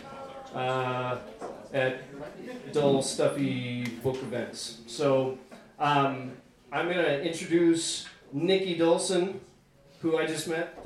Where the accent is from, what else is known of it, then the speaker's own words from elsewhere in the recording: Arkansas, United States; now in St. Louis, United States; I graduated high school in Arkansas